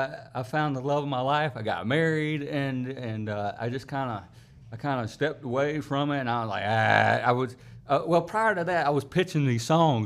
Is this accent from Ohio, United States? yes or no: no; Travelers Rest, South Carolina, United States; So I was born and raised in TR.